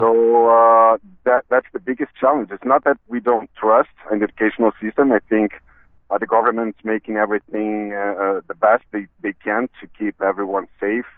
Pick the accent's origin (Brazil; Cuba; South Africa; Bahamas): Brazil; English is a second language; moved away as an adult; now in Canada; we are immigrants. Like we are from Brazil.